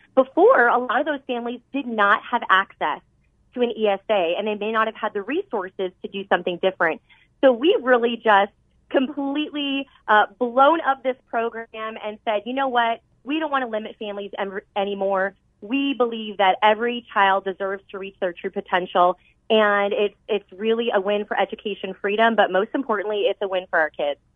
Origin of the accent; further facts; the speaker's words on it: Arizona, United States; I was born and raised here in Arizona